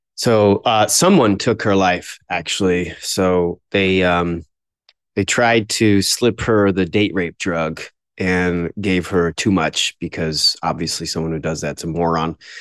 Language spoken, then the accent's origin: English; Florida, United States; also born or lived in New York; We moved down to Florida shortly after I was born